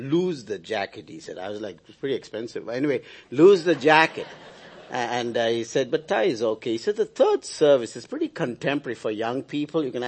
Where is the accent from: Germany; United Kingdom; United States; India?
India; As an Indian citizen